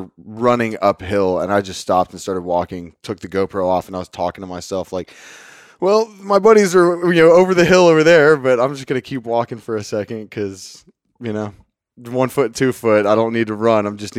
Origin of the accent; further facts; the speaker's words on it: Lubbock, Texas, United States; So I was born and raised in Cottonfield Country, Northwest Texas, in a city called Lubbock, where Texas Tech University is based out of.